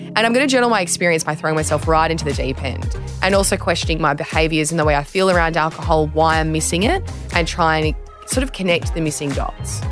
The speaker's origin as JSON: {"language": "English", "country": "Australia"}